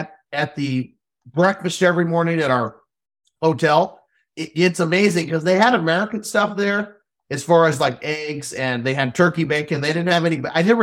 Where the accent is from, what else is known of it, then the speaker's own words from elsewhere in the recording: Canada; And being Canadian, we were able to talk a lot. Cultures were very similar, Americans and Canadians, you know, just like trap shooting.